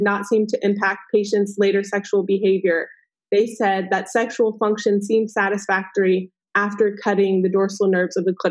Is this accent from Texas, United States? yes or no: yes; Texas, United States; I was raised in Texas